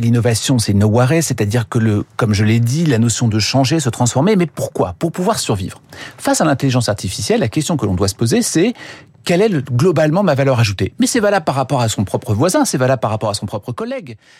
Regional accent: France

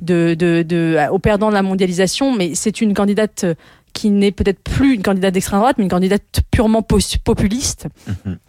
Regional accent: France; je suis française et que nous, Français, nous avons euh, la passion du débat

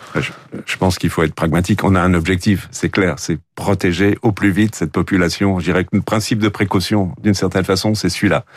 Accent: Île-de-France, France; chez nous en Ile-de-France

